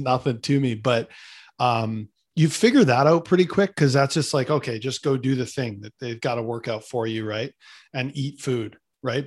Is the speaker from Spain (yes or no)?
no; Canada; I'm a Canadian kid